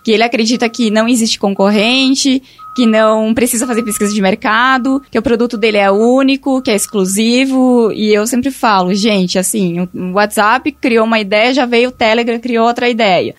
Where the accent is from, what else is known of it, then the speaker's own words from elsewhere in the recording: Rio Grande do Sul, Brazil; now in Tauá, Brazil; eu sou lá do Rio Grande do Sul